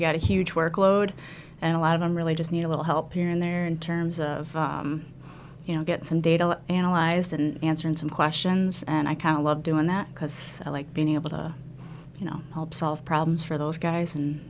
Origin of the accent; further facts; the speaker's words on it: Toledo, Ohio, United States; moved away as an adult; also born or lived in South Dakota / Florida; now in Wisconsin, United States; But I'm also from Ohio. I'm from Northwest Ohio, so I grew up outside of Toledo, and I love Ohio.